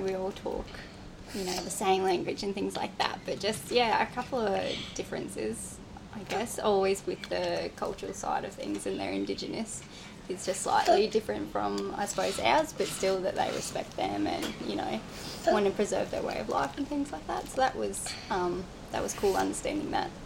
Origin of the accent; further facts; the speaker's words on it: New South Wales, Australia; moved away as an adult; just south of Coffs Harbour, a little town called Maxville